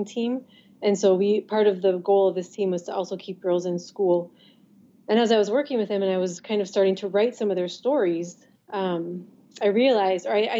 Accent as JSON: {"language": "English", "region": "Minnesota", "country": "United States", "moved": "as an adult", "lives_now": "Somaliland", "said": "I'm from Minnesota originally."}